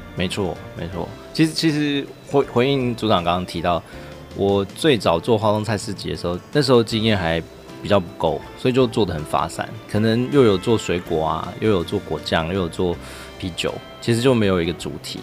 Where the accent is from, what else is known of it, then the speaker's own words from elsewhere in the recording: Hualien, Hualien County, Taiwan; 像我自己是在花莲长大，我在七星潭玩的时候，只会看到海面上有一些网子跟浮丘